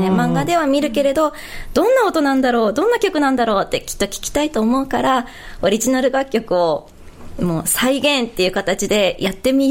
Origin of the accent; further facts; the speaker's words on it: Hokkaido, Japan; 北海道です。